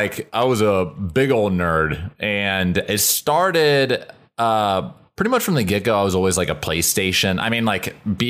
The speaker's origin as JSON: {"language": "English", "town": "Columbus", "region": "Ohio", "country": "United States", "moved": "yes", "lives_now": "Los Angeles, United States", "said": "I'm from Ohio originally."}